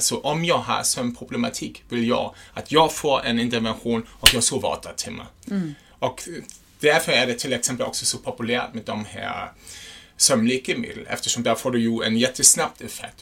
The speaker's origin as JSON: {"language": "Swedish", "country": "Germany", "second_language": "Swedish", "moved": "yes", "lives_now": "Sweden", "said": "jag är en tysk"}